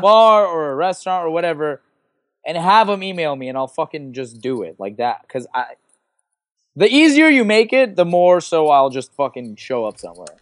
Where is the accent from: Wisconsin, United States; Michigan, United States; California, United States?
California, United States; Los Angeles; L A, 'cause that's my hometown